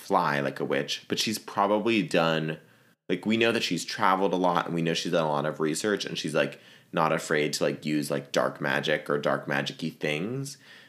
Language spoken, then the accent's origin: English; Virginia, United States; I can say that because I'm from Virginia